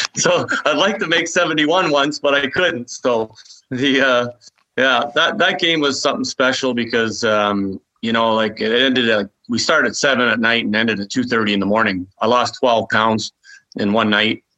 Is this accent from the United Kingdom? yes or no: no; Toronto, Ontario, Canada; moved away; also born or lived in Quebec City; I was from Toronto